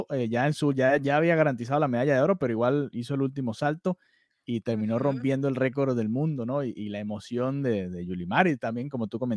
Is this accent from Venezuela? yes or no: yes; Venezuela; Primero los dos somos venezolanos y tenemos que decirlo.